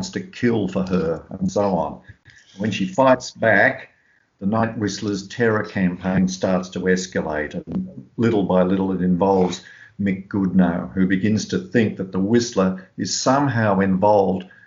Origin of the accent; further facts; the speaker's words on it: Tamworth, New South Wales, Australia; when we were kids growing up in South Tamworth